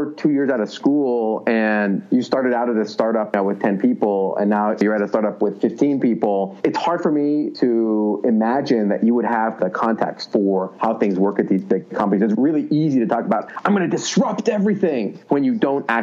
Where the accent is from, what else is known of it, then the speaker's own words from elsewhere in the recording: Philadelphia, Pennsylvania, United States; now in Silicon Valley, United States; I'm from Philadelphia